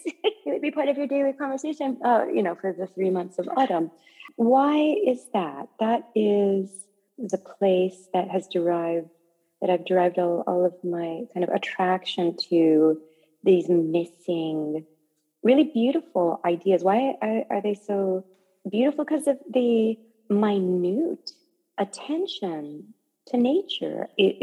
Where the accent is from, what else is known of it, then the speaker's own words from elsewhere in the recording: United States; I know that in the American culture that I have grown up in, and I'm American as well as being Japanese